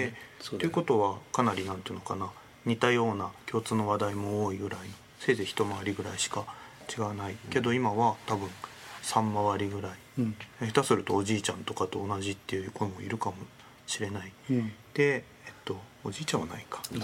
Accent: Ibaraki, Japan; moved away as an adult; also born or lived in Kyushu; 僕地元が茨城だったんですけど

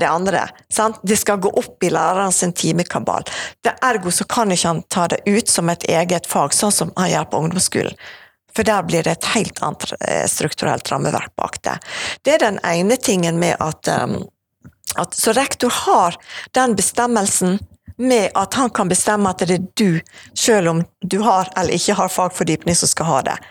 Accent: Evanger, Vestland, Norway; also born or lived in Bergen; now in Åsane, Bergen, Norway; jeg vokste opp på Evanger

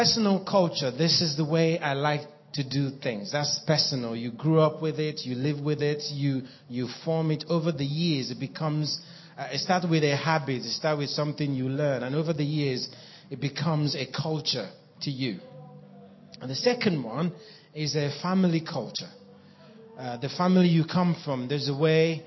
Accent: Nigeria; moved away as an adult; also born or lived in Cameroon / Ivory Coast / Kenya / South Africa; now in Norway; I was born in Nigeria and I grew up there.

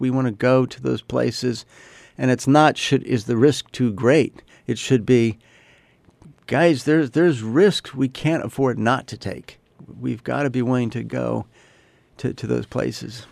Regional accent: United States; I'm an American

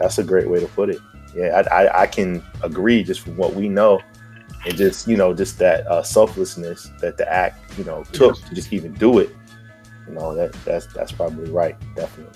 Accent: Virginia, United States; now in Texas, United States; me being from Virginia

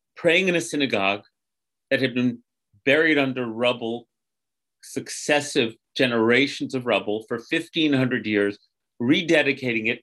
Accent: United States; as a American grandchild

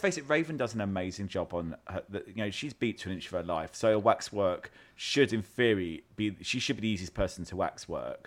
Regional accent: United Kingdom; I'm British

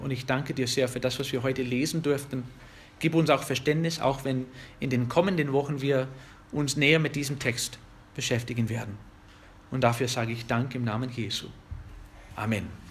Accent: United States; German is a second language; now in Germany; ich bin Amerikaner

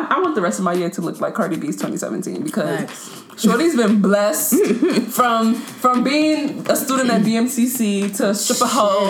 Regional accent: United States; But I'm American

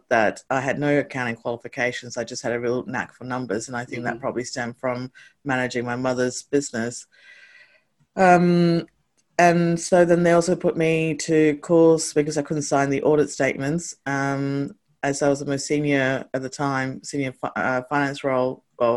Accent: Canberra, Australian Capital Territory, Australia; also born or lived in Hong Kong; I had a fantastic childhood, like growing up in Canberra.

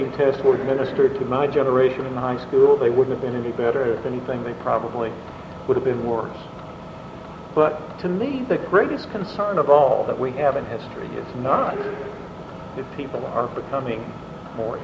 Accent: Tennessee, United States; moved away; growing up in a small town in Tennessee

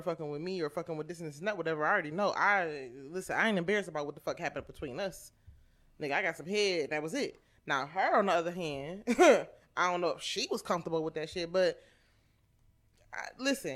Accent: Cleveland, Ohio, United States; I'm from Cleveland

